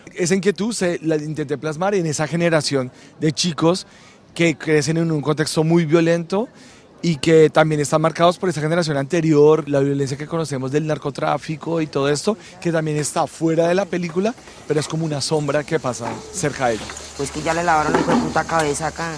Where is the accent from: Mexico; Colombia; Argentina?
Colombia; Bogotá; moved away; yo soy de Bogotá